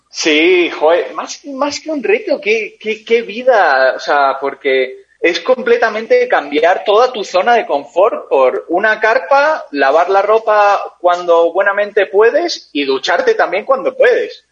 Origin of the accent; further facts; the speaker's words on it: San Sebastián, Basque Country, Spain; also born or lived in Caracas, Venezuela; nací en Caracas, eh, viví en Caracas hasta los nueve años y a los nueve años me fui a, San Sebastián, al País Vasco, en España